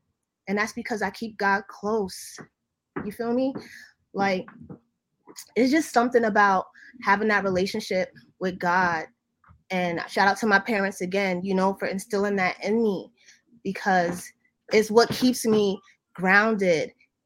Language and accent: English; Jamaica; I'm Jamaican